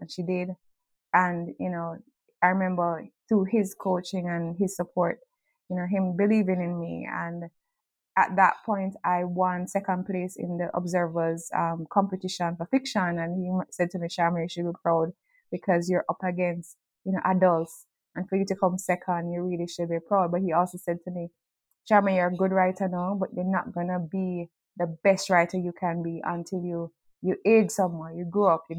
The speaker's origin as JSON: {"language": "English", "country": "Jamaica", "tie": "born or raised there", "said": "I grew up in Jamaica with a single mom and a brother who was 6 years older than me"}